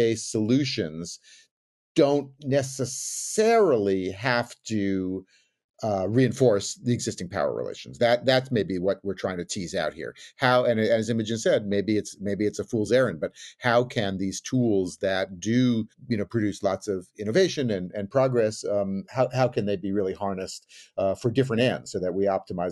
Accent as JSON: {"language": "English", "region": "California", "country": "United States", "said": "as the Californian, as the resident Californian here"}